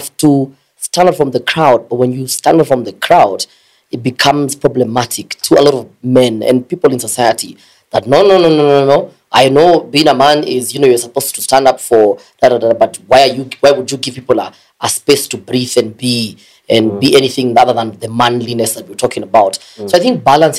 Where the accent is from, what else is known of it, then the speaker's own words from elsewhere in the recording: Nairobi, Kenya; I was born in Kawangware, in a very disadvantaged background and home